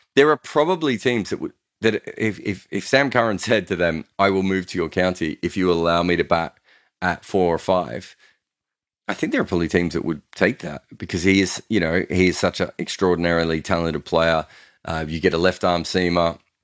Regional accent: Australia; I grew up in Australia when one day cricket had much better crowds

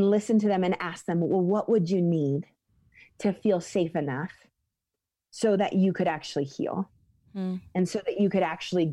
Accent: the Northwest, Pacific Northwest, United States; moved away as an adult; now in Colorado, United States; the Northwest, which is where I grew up

